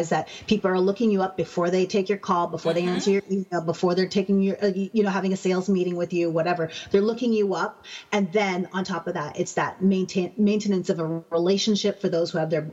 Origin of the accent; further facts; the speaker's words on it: Canada; I'm Canadian